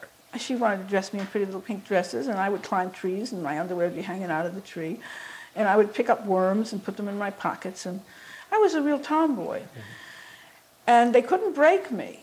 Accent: New York, United States; moved away as an adult; also born or lived in Merrick, New York; now in Boston, United States; In Flower Fifth Avenue Hospital in New York

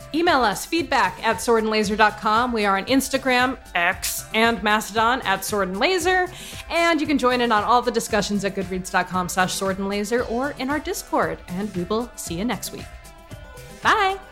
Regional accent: West Hartford, Connecticut, United States; I'm actually from West Hartford, which is very different

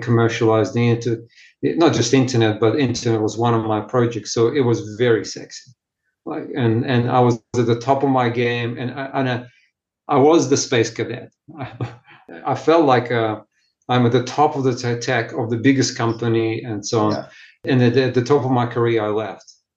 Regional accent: Ukraine; English is a second language; also born or lived in Russia; now in Australia; I was born in Ukraine, sixth generation of Russian Jewish background

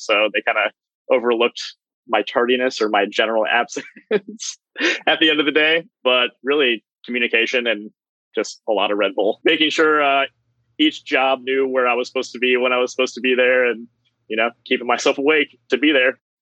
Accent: Medina, Ohio, United States; I grew up in Medina, uh, which is Cleveland area

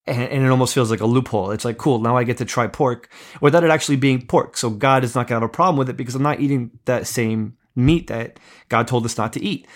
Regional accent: East Coast, United States; I grew up in America, grew up in the East Coast

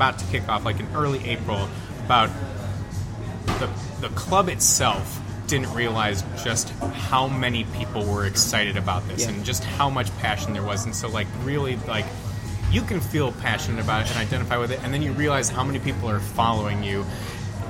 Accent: Chicago, Illinois, United States; now in Madison, United States; I'm originally from the Chicagoland area, and so, I grew up with Section 8 since I was 8

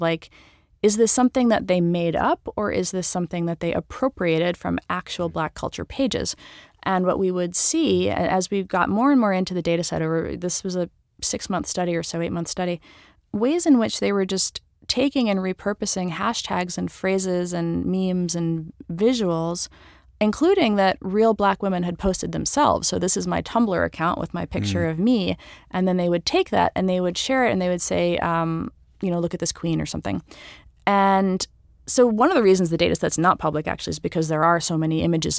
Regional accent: New York, United States; I mean, I'm a New Yorker. I have New York pride, right?

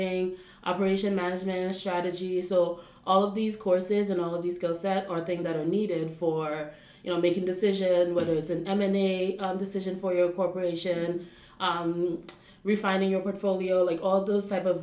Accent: Port-au-Prince, Ouest, Haiti; moved away as an adult; also born or lived in United States; now in Paris, France; I was born in Port-au-Prince, Haiti, and raised in Haiti as well. I did primary school and secondary school in Port-au-Prince

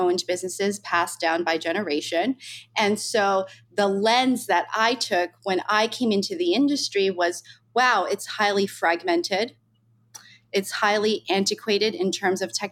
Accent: United States; I grew up in New York, New Jersey

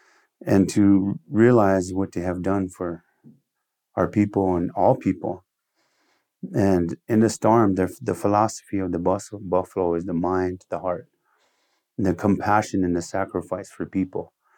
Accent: United States; first language Lakota; English is a second language; because my first language is Lakota and then English.

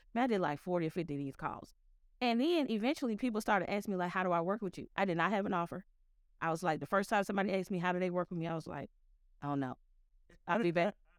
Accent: Memphis, Tennessee, United States; I grew up in Memphis

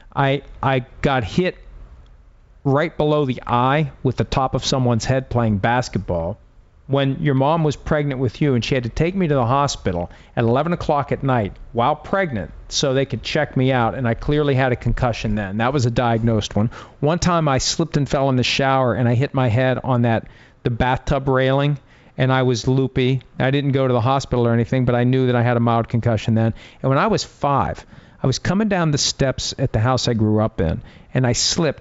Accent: Steelers country, Pennsylvania, United States; growing up in Steelers country

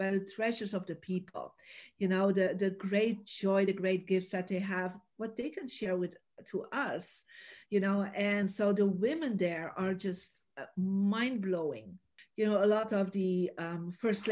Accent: Belgium; also born or lived in Santa Barbara, United States; now in United States; I was born in Belgium, I made the decision to live in America and to live in different places

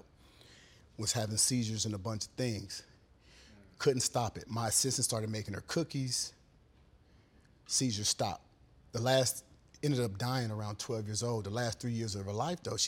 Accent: Sacramento, California, United States; I'm originally from Sacramento, California

